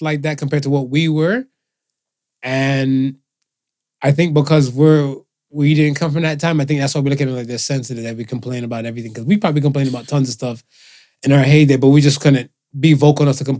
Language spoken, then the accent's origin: English; United States; Me, growing up in America